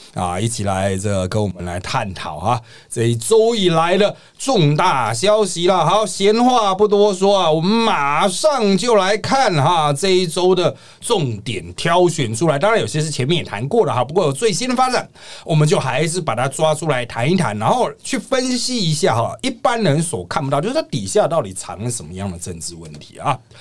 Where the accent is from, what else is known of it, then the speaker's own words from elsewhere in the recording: Taiwan; 不是我们台湾人都在那边转传吗？